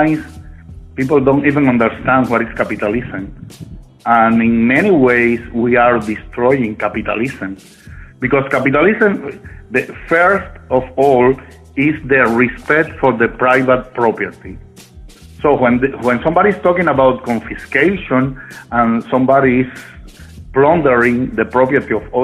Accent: Havana, Cuba; moved away; also born or lived in Minsk, Belarus; I was born in Havana, in Cuba

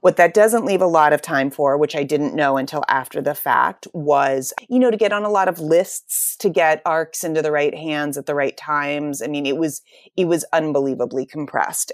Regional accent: Pittsburgh, Pennsylvania, United States; also born or lived in New York City; I'm from Pittsburgh

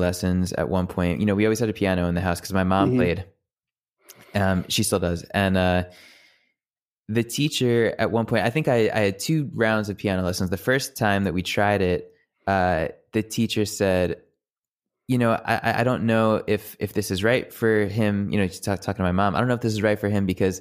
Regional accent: Jericho, New York, United States; also born or lived in Plainview, New York; I was born in Plainview and then moved to Jericho right before I started elementary school.

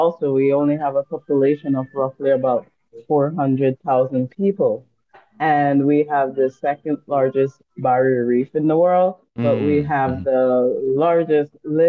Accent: Belize; I would say my accent is, not necessarily a typical Belizean accent, because I've done, as you know, I've worked internationally, I lived internationally, so yeah. But we do have a dialect that's called Creole, quite similar to the Jamaican patois

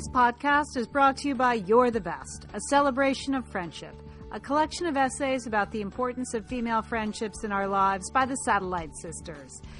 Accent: California, United States; as a Californian

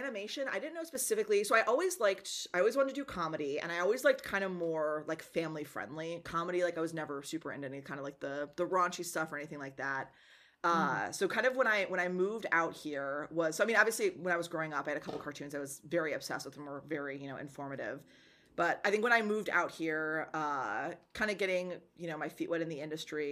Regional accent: Wisconsin, United States; I'm from Wisconsin

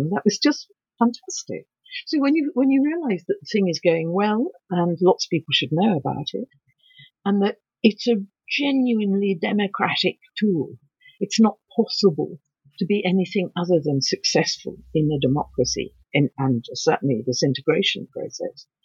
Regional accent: England, United Kingdom; Um, I'm allowed to say this because I'm English.

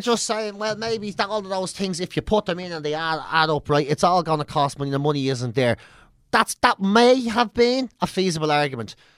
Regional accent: Ireland; we're Irish too

